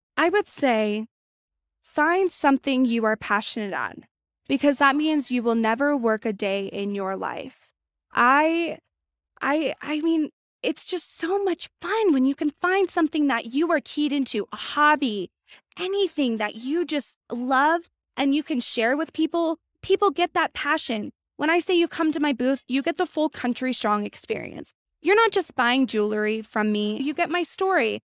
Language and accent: English; Washington, United States; I'm from Washington